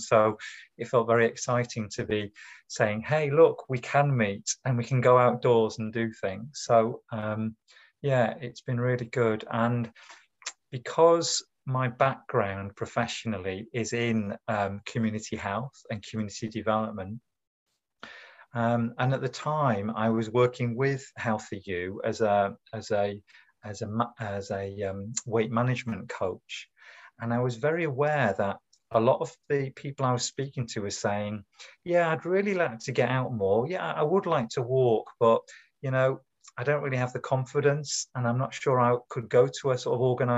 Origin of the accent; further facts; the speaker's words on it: the north of England, United Kingdom; moved away as an adult; now in Cambridge, United Kingdom; I'm originally from the north of England, as you can hear by the timbre of my accent